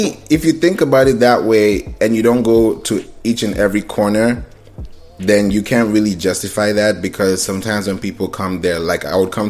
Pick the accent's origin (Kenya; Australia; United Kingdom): Kenya; also born or lived in Nigeria / Houston / Orlando; I grew up in Kenya. I grew up in Nigeria. You know, I've grown up in Houston. I've been in Orlando.